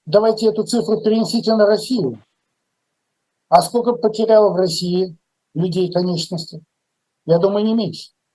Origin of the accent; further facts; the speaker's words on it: Lviv, Lviv Oblast, Ukraine; мой э, земляк Виталий Манский, мы из Львова